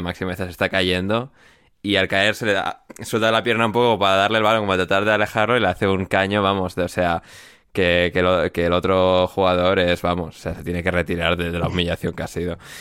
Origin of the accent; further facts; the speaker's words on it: Spain; moved away as an adult; mi infancia en España